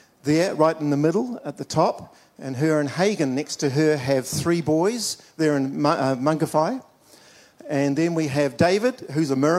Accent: Dunedin, Otago, New Zealand; when I was an eight-year-old kid, I was at the Apostolic Church in Dunedin. I'm from Dunedin, by the way, the youngest of five children

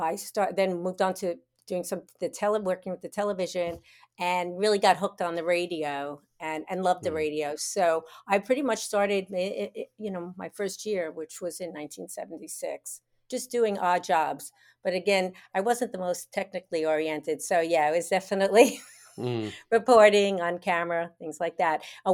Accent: New York, United States; accent: New York; now in Florida, United States; I was trying to be more universal in my accent, which actually you can hear right now is very New York, even though I've lived in Florida for 35 years.

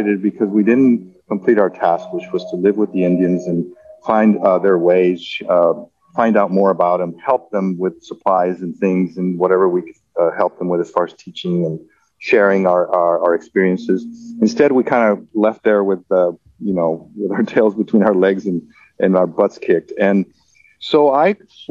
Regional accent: Mexico; also born or lived in Mexico City; I was raised in Mexico

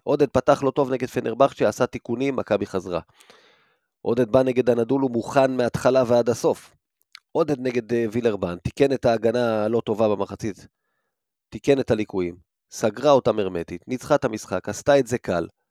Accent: Rishon LeZion, Central District, Israel; גדלתי בראשון

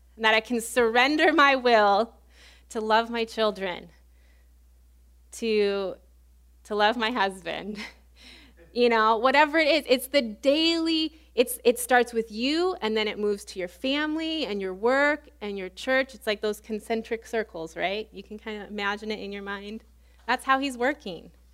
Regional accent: Illinois, United States; moved away as an adult; also born or lived in Baton Rouge, Louisiana; where I grew up in Illinois

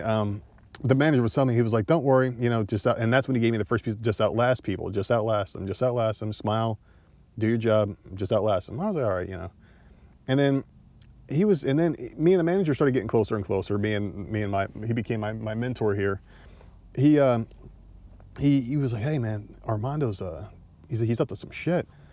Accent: Northeast, United States; moved away; I'm from the Northeast

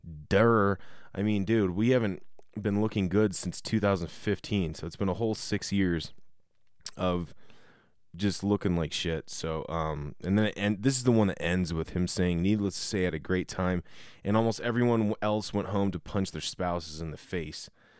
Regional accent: Colorado, United States; I grew up in Colorado. I never went to any Broncos games.

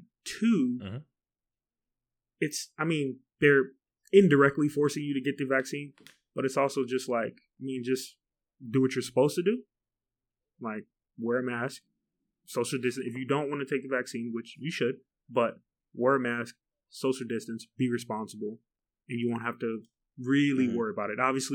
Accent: United States; I'm afraid of losing my rights as an American.

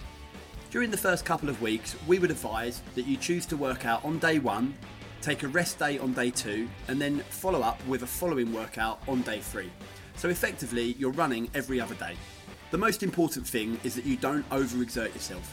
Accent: Essex, East of England, United Kingdom; accent: Essex; my monotonous Essex accent

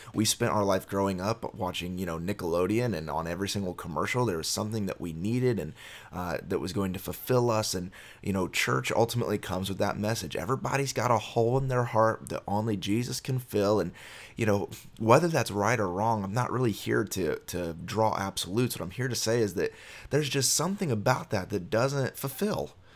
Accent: Miami, Florida, United States; I was born in Miami, Florida

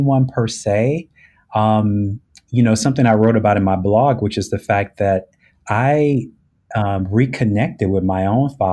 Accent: Los Angeles, California, United States; moved away as an adult; also born or lived in Chicago area, Illinois; now in Chicago, United States; I'm originally from Los Angeles, California, but I moved to the Chicago area back in 2004

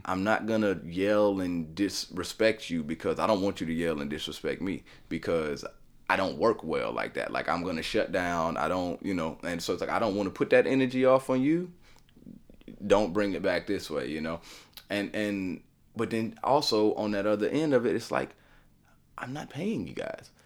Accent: Nashville, Tennessee, United States; me being in Nashville, born and raised in Nashville

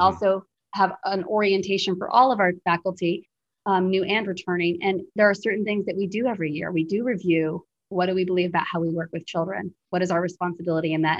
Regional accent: Plymouth, New Hampshire, United States; moved away as an adult; also born or lived in India; now in Kenya; my little way of growing up in Plymouth, New Hampshire

